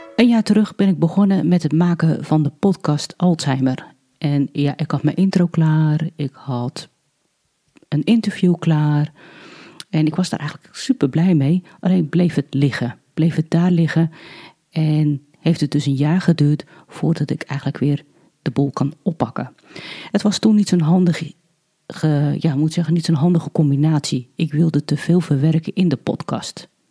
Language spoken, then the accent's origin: Dutch; Alkmaar, North Holland, Netherlands; moved away; also born or lived in Hardinxveld-Giessendam/Heerewaarden; geboren in Alkmaar en woon in Heergewaard samen met mijn man